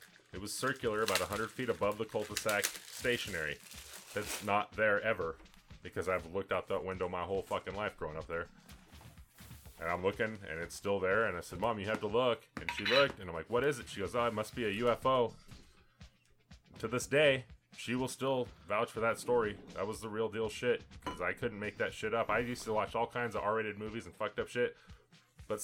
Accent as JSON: {"language": "English", "town": "Anchorage", "region": "Alaska", "country": "United States", "tie": "born or raised there", "said": "I grew up in Alaska, in Anchorage, and we lived in a cul-de-sac"}